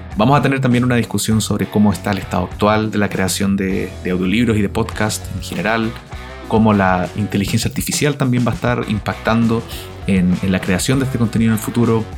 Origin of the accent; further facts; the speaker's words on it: Chile; now in Canada; el podcast del Nerd from Chile